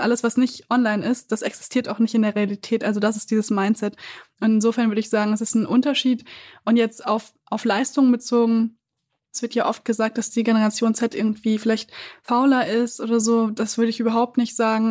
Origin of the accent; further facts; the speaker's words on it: Siegen, North Rhine-Westphalia, Germany; now in Berlin, Germany; ich bin in Siegen aufgewachsen, eine Großstadt ungefähr 100.000 Einwohner